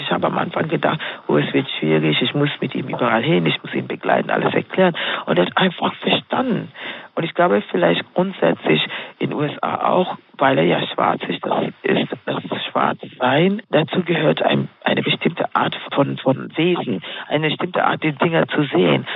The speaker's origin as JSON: {"language": "German", "country": "Kenya", "tie": "born or raised there", "said": "ich bin Kenianerin in Kenia aufgewachsen, mhm. dort, dort groß geworden."}